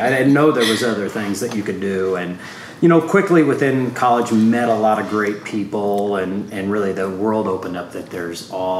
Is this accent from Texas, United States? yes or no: no; Brazil, Indiana, United States; I grew up in Southwest Indiana in a small town in Clay County, Brazil, Indiana.